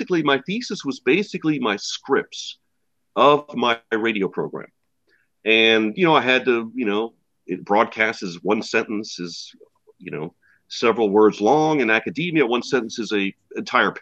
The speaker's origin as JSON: {"language": "English", "town": "New Orleans", "region": "Louisiana", "country": "United States", "tie": "born or raised there", "also_born_or_lived": "Atlanta", "moved": "yes", "said": "I'm not an Atlanta person. I grew up in New Orleans"}